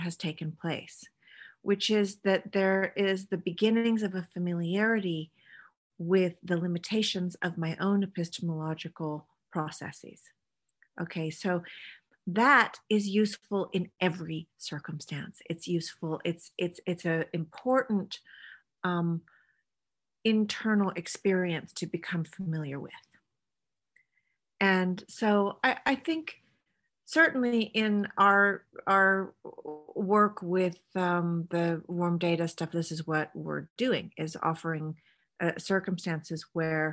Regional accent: California, United States; moved away as an adult; now in Sweden; I married a Swedish man, but I'm from California.

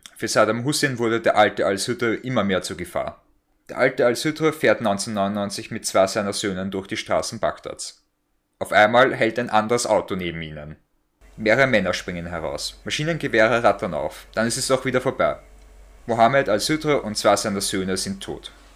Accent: Austria; Also bei uns in Österreich

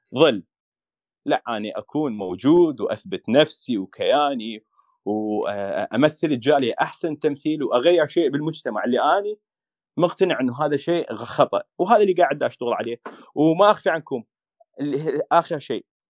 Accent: Iraq; now in Norway; انا عراقي

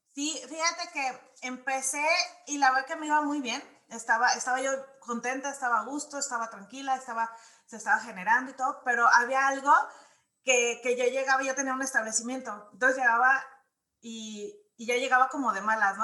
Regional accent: Guadalajara, Jalisco, Mexico; moved away; also born or lived in Mexico City; yo nací eh, en Guadalajara. Entonces viví en Ciudad de México

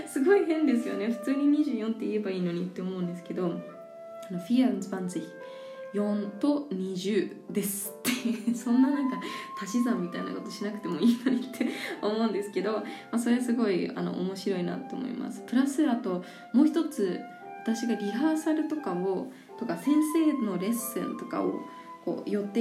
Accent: New Zealand; also born or lived in Japan; 日本で生まれてその後すごく幼少期の頃はいろいろな国に連れて行ってもらっていたのでそんな中でニュージーランド出身なんですね

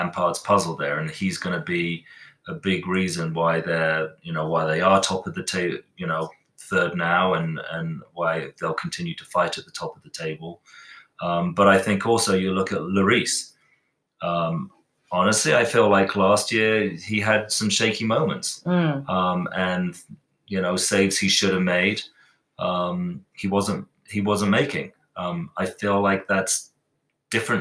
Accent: England, United Kingdom; now in United States; being English

